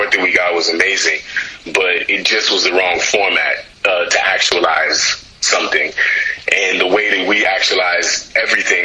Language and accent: English; United States; also born or lived in Ghana; as an American Ghanaian kind of raised